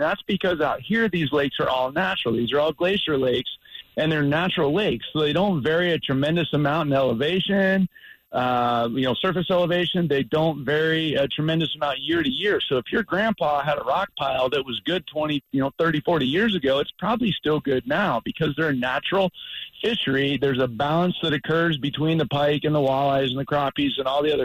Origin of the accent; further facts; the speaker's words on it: South Florida, United States; moved away; I'm originally from South Florida